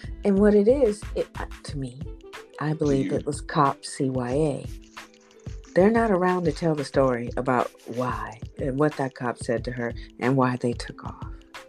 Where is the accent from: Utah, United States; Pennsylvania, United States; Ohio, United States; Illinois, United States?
Ohio, United States; Canton; I'm from Canton, Ohio. Born and raised.